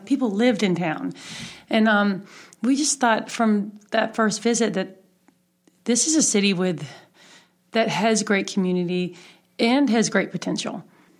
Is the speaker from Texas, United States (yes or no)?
no; Atlanta, Georgia, United States; moved away as an adult; now in Hickory, United States; We are both from Atlanta.